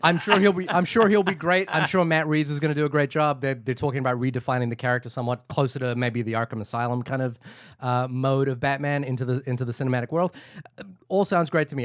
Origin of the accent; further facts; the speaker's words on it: New Zealand; I grew up in New Zealand